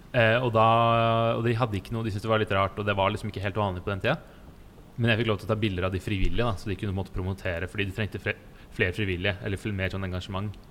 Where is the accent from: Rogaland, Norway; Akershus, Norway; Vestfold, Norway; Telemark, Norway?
Vestfold, Norway; Stavern; moved away as an adult; also born or lived in Falmouth, Cornwall, England; Jeg kommer fra Stavern